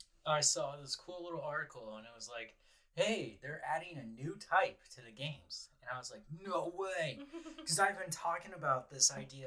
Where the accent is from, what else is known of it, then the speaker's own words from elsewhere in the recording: United States; I'm American.